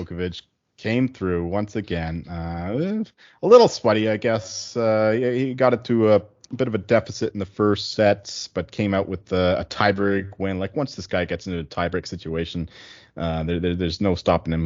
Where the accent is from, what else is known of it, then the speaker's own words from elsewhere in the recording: Chilliwack, British Columbia, Canada; also born or lived in Abbotsford; I grew up in Chilliwack, which is the town next door, and I lived a few years in Abbotsford as well